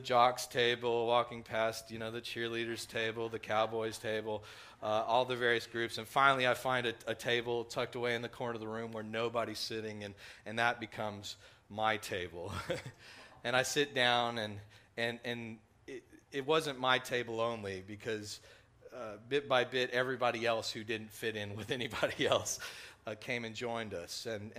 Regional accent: Texas, United States; growing up in West Texas, I didn't catch the accent the way that many other people did.

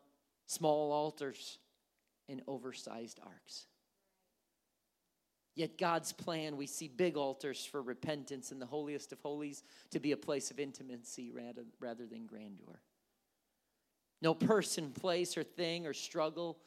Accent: Wisconsin, United States; moved away; also born or lived in California; growing up in Wisconsin

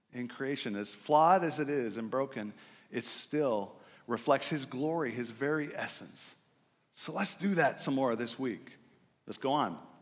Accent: Gig Harbor, Washington, United States; I grew up in Gig Harbor, just north of here

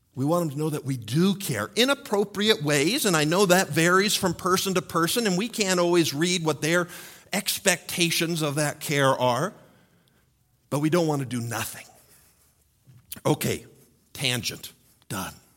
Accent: United States; as American males

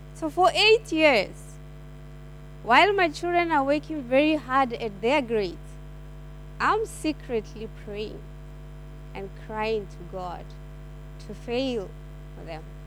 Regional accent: South Africa; now in Perth, Australia; I am from South Africa

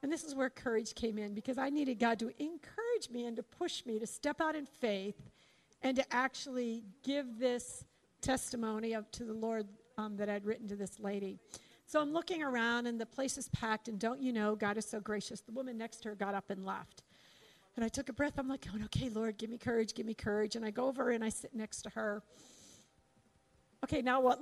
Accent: Pittsburgh, Pennsylvania, United States; moved away; I'm from Pittsburgh.

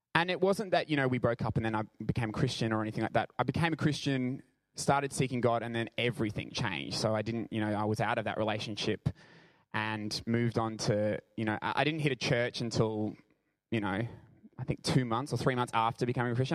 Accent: Brisbane, Queensland, Australia; I'm from Brisbane

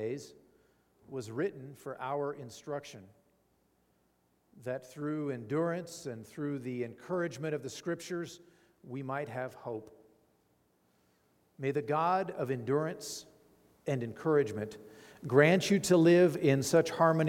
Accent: Fallon, Nevada, United States; I grew up here in Fallon

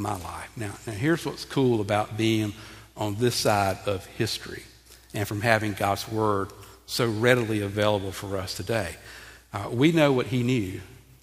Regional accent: Graniteville, United States; moved away; where I grew up in Graniteville

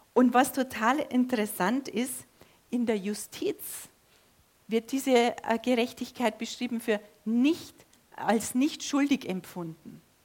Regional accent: Germany; bei uns da auf dem Dorf, nahe an der österreichischen Grenze, da wächst man katholisch auf

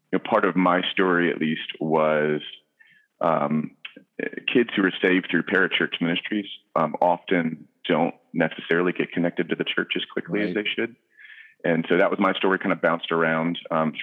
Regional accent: Virginia Beach, Virginia, United States; also born or lived in Charlottesville, Virginia / Kosciuszko, Mississippi; now in Culpeper, United States; I grew up in Virginia Beach, Virginia, born and raised, beach kid

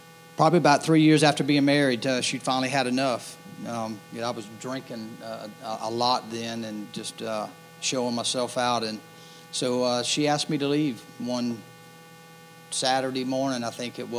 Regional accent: Hanahan, South Carolina, United States; also born or lived in Goose Creek, South Carolina; We moved from Hanahan to Goose Creek in 1983. And that was a year that Stratford High School opened, so I started there as a freshman

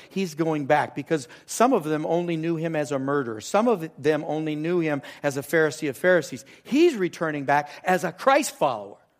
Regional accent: Southern California, United States; moved away as an adult; It's down in Southern California.

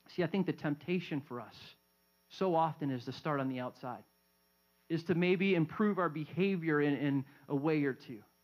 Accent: Southern California, United States; growing up in Southern California

